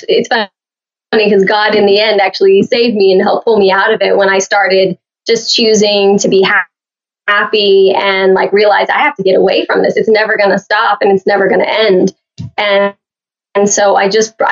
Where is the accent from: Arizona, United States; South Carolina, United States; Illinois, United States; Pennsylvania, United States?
Illinois, United States; Oakwood; moved away; also born or lived in Fort Myers, Florida / Miami; I was born in the hospital in Danville, but the town we lived in was Oakwood, which was only 500 people.